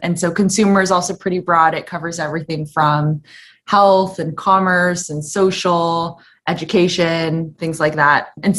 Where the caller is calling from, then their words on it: Kauai, Hawaii, United States; I am zooming in from the sunny Kauai.